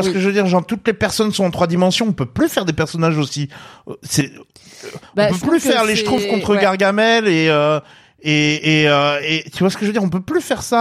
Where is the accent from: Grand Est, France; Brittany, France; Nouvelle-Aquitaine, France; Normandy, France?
Grand Est, France; Alsace; je suis alsacienne